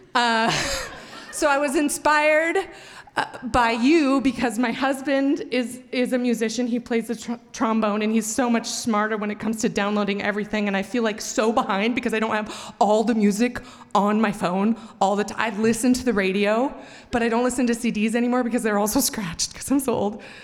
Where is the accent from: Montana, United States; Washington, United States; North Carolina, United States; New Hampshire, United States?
Montana, United States; moved away as an adult; also born or lived in Missoula, Montana; now in Boise, United States; I'm from Montana